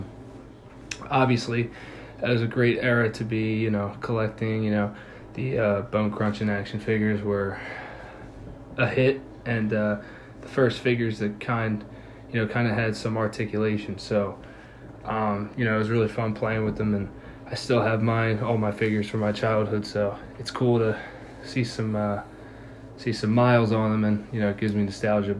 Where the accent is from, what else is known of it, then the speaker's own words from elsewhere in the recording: Philadelphia, Pennsylvania, United States; we're brothers from Philadelphia.